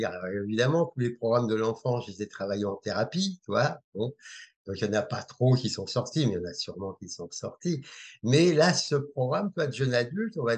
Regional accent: Algeria; born there; Dès, la naissance, voilà, je suis né en Algérie

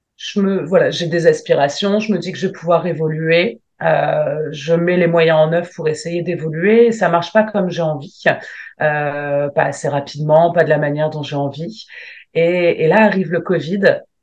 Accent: Lille, Hauts-de-France, France; je viens de Lille

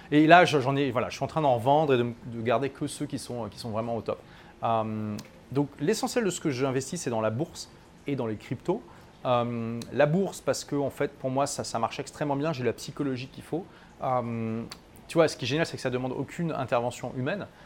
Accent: France; moved away as an adult; also born or lived in London / Dubai; ça fait 7 ans que j'ai quitté mon pays natal, la France

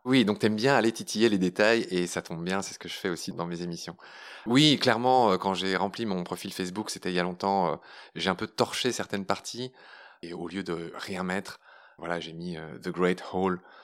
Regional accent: Pont-à-Mousson, Grand Est, France; also born or lived in Briey / Nancy / Latin America; J'ai grandi à Pont-à-Mousson

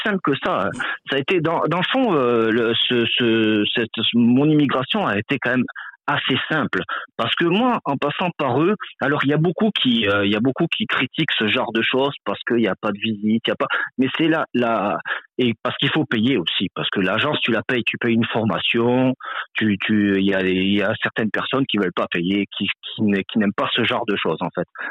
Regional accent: France; moved away as an adult; now in Quebec, Canada; je suis français, donc immigré assez un peu plus fraîchement

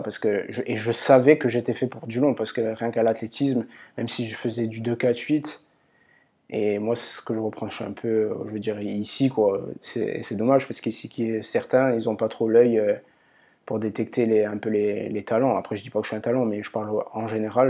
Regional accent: Ajaccio, Corsica, France; moved away; also born or lived in Paris; je suis né à Ajaccio

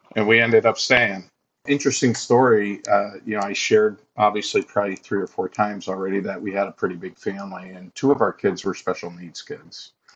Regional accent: Massachusetts, United States; moved away as an adult; also born or lived in Buffalo, New York; I'm originally from Massachusetts.

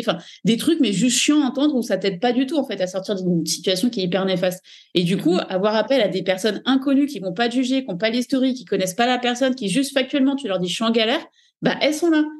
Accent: Paris region, Île-de-France, France; moved away as an adult; now in Dubai, United Arab Emirates; j'ai vécu en région parisienne euh, entre le 91, puis le 77, puis Paris

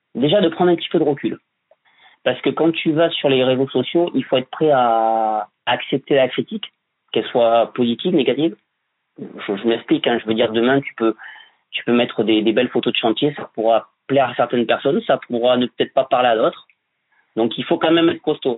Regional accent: Bordeaux, Nouvelle-Aquitaine, France; je vis sur Bordeaux je suis né à Bordeaux aussi

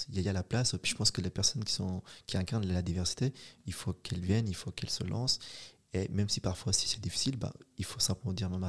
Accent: Switzerland; c'est une richesse et on a notre place et on est suisse, on est ici, on est présent

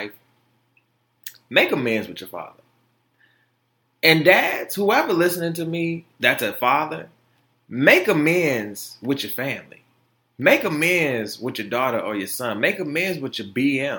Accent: Detroit, Michigan, United States; also born or lived in Florida; I was born in Florida, so I would go down there every year to see him. My mom is from Detroit. We moved back up here when I was 2

